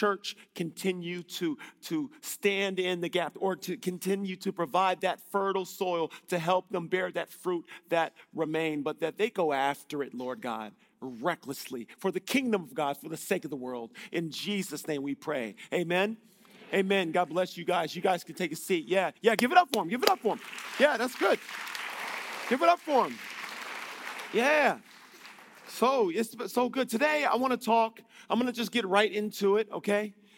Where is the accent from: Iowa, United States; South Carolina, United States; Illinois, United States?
Illinois, United States; I'm from Illinois in the States.